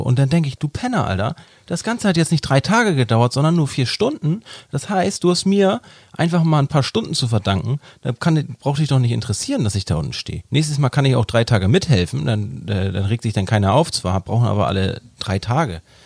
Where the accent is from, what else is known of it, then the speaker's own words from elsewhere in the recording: Hamburg, Germany; ich bin ja auch ein Hamburger Jung.